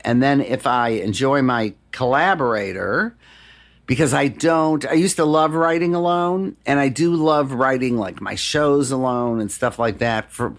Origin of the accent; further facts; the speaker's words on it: Detroit, Michigan, United States; Music in Detroit saved me. My mom passed away when I was pretty young.